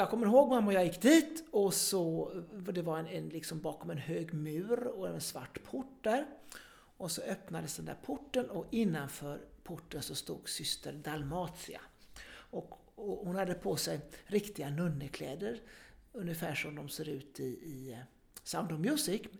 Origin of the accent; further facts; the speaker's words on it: Gothenburg, Västra Götaland, Sweden; som sagt, jag kommer från Göteborg och eh, när jag skulle börja lekis så eh, var det närmaste lekiset, det var ett katolskt lekis